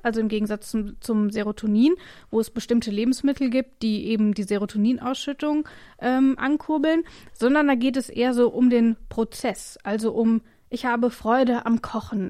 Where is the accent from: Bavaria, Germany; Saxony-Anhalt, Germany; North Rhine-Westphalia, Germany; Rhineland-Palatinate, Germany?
Rhineland-Palatinate, Germany; moved away; ich komme ja ursprünglich aus der Pfalz